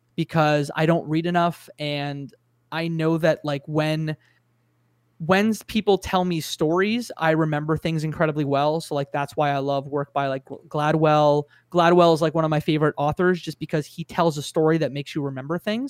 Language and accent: English; Canada; as a Canadian